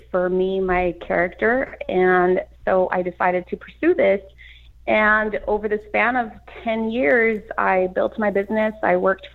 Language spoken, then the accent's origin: English; Los Angeles, California, United States; I grew up in East Los Angeles, Boyle Heights, then moved further inland